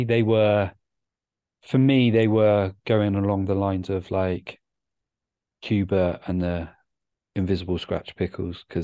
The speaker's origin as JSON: {"language": "English", "town": "Bristol", "region": "South West England", "country": "United Kingdom", "also_born_or_lived": "Cardiff", "moved": "as an adult", "said": "I'm from Bristol, but I spent good 4 years of my life immersed in the Cardiff hip hop scene when I was at university."}